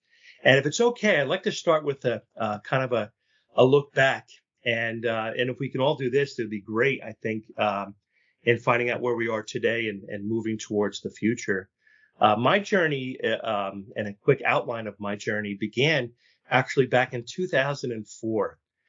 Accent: New Jersey, United States; And my initial reaction was, "You're from New Jersey too."

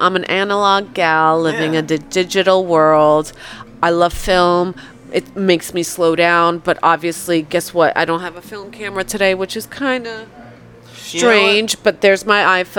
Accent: Poland; born there; and I was born in Poland

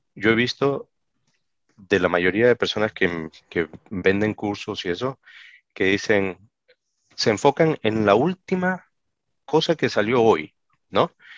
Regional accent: Peru; en mi país, Perú, ¿no? Yo soy peruano de nacimiento

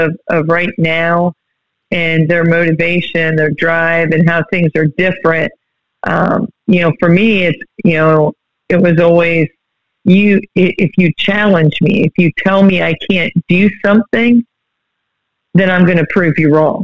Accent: Berlin, Ohio, United States; moved away; I grew up in Berlin, Ohio

